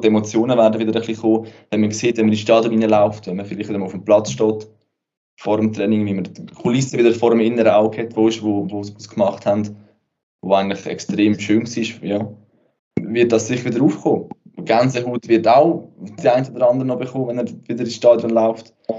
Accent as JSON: {"language": "German", "country": "Switzerland", "said": "bei uns in der Schweiz"}